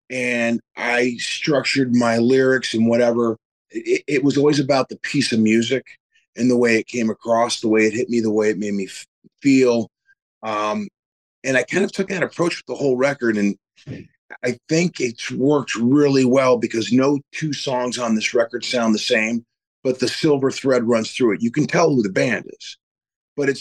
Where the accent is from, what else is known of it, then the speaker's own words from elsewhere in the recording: Detroit, Michigan, United States; moved away as an adult; also born or lived in California; ever since I was a little kid growing up in Detroit